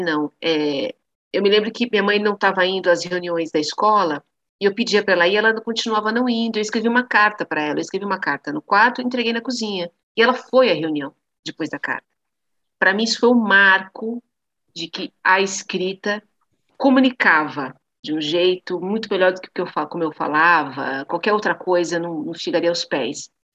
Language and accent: Portuguese; São Bernardo do Campo, São Paulo, Brazil; fui alfabetizada numa escola pública em São Bernardo do Campo, onde eu fui criada.